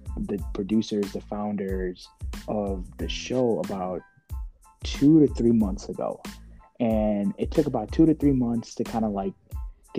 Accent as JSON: {"language": "English", "town": "Chicago", "region": "Illinois", "country": "United States", "moved": "as an adult", "lives_now": "New York, United States", "said": "I'm the only one that's not the New Yorker. I'm from Chicago"}